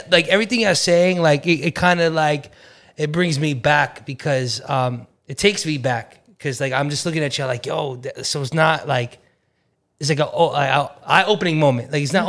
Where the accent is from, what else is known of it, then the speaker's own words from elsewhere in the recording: Iraq; now in New York, United States; I'm an Arabic kid. And like, I'm from Iraq. War has been happening since I was a little kid.